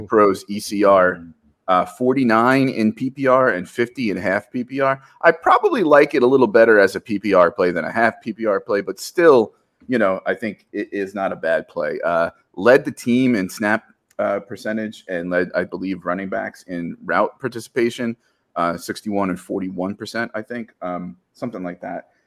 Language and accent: English; New Jersey, United States; As a Jersey guy